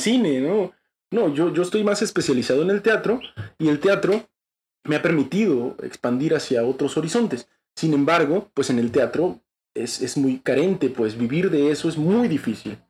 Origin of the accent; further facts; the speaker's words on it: Tuxtla Gutiérrez, Chiapas, Mexico; soy de Tuxtla Gutiérrez, Chiapas